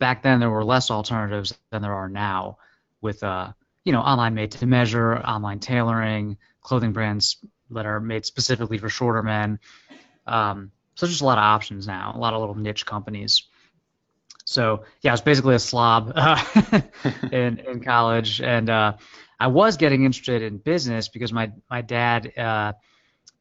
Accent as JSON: {"language": "English", "region": "Maryland DC area", "country": "United States", "tie": "born or raised there", "also_born_or_lived": "upstate New York", "said": "my dad is an IB was an IBMer, and then we moved down to DC when I was very like 4. He was still with IBM, so I grew up in the Maryland DC area"}